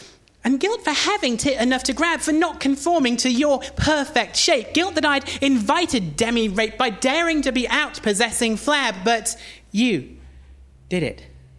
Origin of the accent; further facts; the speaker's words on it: Washington, North East England, United Kingdom; I don't sound like I'm from Newcastle. I am from there. Well, actually, I'm from a town called Washington, which is just outside of Newcastle.